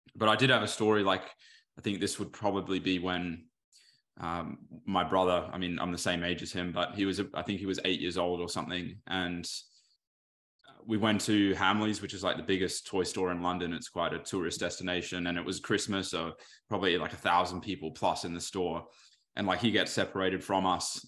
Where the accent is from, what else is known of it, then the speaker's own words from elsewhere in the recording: Australia; my dad's from the U K. My mum's was born here.